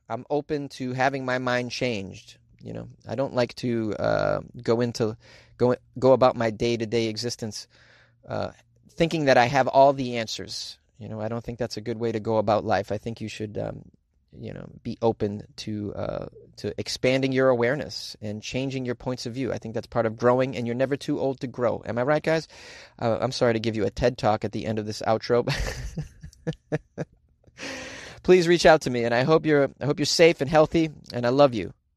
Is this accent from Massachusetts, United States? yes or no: yes; Boston, Massachusetts, United States; accent: Boston; That's how we say it in Boston.